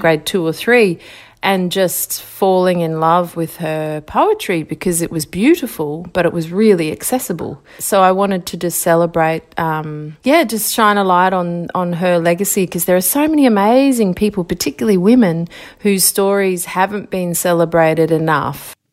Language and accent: English; Brisbane, Queensland, Australia; And I grew up in Ashgrove, which was a beautiful kind of, um, you know, big wide streets